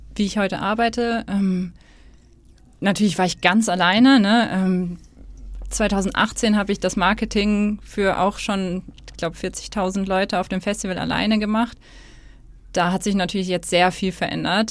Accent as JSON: {"language": "German", "region": "Hesse", "country": "Germany", "also_born_or_lived": "Stuttgart", "moved": "as an adult", "lives_now": "Hamburg, Germany", "said": "ich komme aus Hessen"}